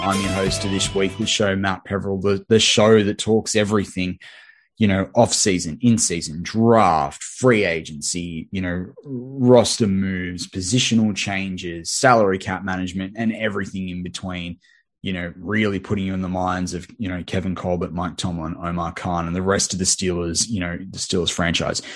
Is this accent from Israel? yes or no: no; Australia; accent: Australian; I'm an Aussie